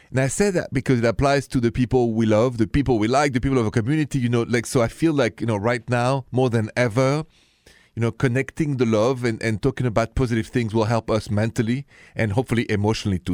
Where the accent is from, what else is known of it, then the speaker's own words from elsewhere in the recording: France; accent: thick, goofy; English is a second language; moved away as an adult; now in United States; I come from France, and with that, my thick, goofy accent.